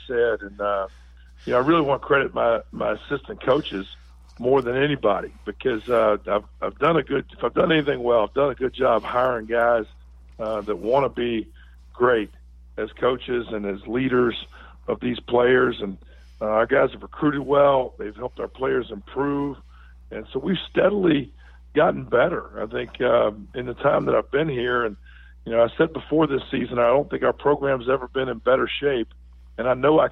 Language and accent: English; Virginia, United States; now in Irvine, United States; I grew up in Virginia